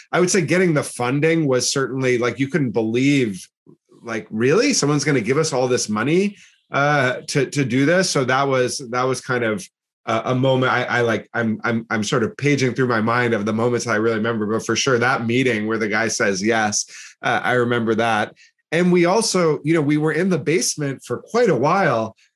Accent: Massachusetts, United States; moved away as an adult; also born or lived in New York / New Jersey; I'm from the US, I'm from Massachusetts, and I was going to school in New York

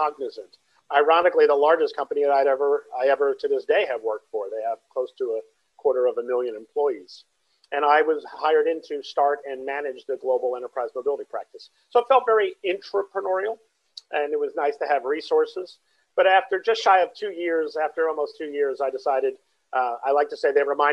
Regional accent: New Jersey, United States; moved away as an adult; also born or lived in Brooklyn, New York; I'm originally from the East Coast of the States. I grew up in New Jersey

